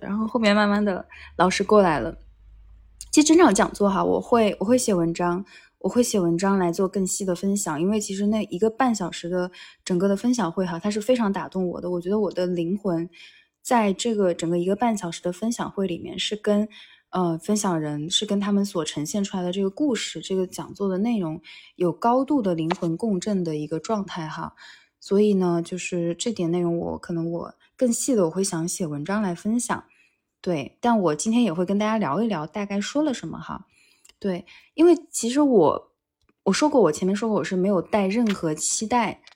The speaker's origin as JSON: {"language": "Chinese", "town": "Wuxi", "region": "Jiangsu", "country": "China", "moved": "yes", "lives_now": "Tokyo, Japan", "said": "我是无锡人嘛，我们那边的姬昌园"}